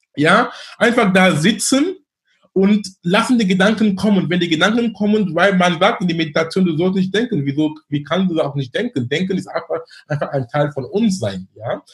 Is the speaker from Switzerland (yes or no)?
no; Cameroon; now in Hamburg, Germany; in Kamerun, wo ich herkomme